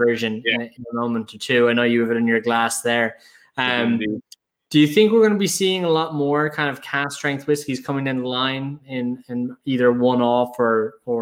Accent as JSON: {"language": "English", "town": "Dublin", "region": "Leinster", "country": "Ireland", "said": "I'm going to pass as the Jackeen"}